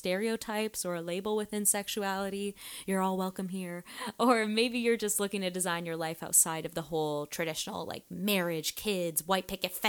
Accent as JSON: {"language": "English", "town": "Toronto", "region": "Ontario", "country": "Canada", "moved": "yes", "lives_now": "Los Angeles, United States", "said": "I'm originally from Toronto, Canada, and I live in LA now with my beautiful girlfriend"}